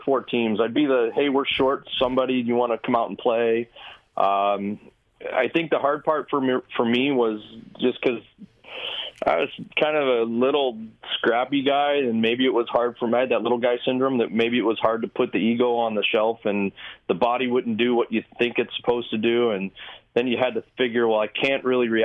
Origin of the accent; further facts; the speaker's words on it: St. Louis, Missouri, United States; I'm actually from St. Louis. I was born and raised here